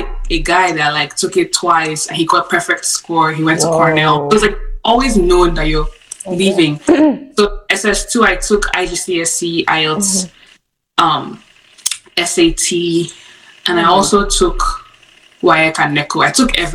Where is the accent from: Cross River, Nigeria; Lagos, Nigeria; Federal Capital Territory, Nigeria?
Cross River, Nigeria; moved away as an adult; also born or lived in Abuja, Nigeria; now in United States; I am from Cross River, Nigeria.